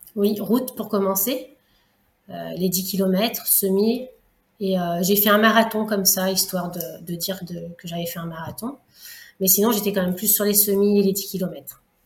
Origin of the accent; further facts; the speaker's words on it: Lyon, Auvergne-Rhône-Alpes, France; moved away; also born or lived in Réunion; je suis lyonnaise à la base, j'avais plus la famille ici, et euh, c'est pour ça que je suis revenue en fait par ici